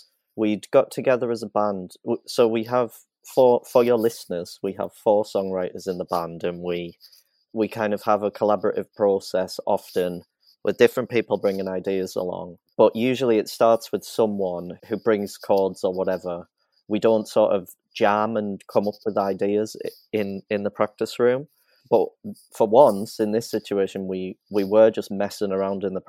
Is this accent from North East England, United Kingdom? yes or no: yes; County Durham, North East England, United Kingdom; County Durham, which is where I'm from